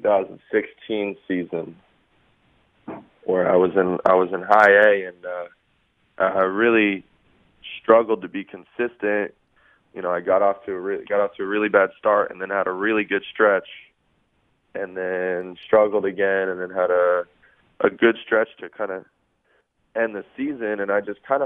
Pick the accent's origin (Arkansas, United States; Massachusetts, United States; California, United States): California, United States; Los Angeles; Sherman Oaks Little League.